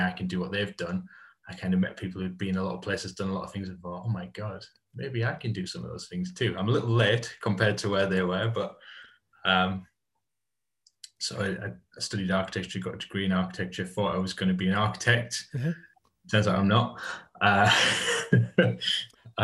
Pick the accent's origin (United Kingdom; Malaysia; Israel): United Kingdom; Hartlepool, North East England; I grew up in Hartlepool. So Teesside based, grew up in Hartlepool